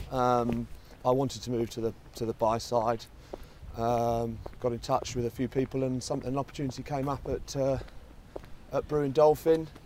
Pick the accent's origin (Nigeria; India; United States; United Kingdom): United Kingdom; Margate, South East England; from Kent, Margate, uh, Margate, some people uh, know it as.